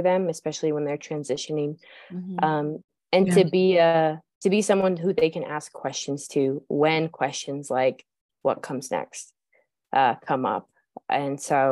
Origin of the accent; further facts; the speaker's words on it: Montana, United States; I grew up in Montana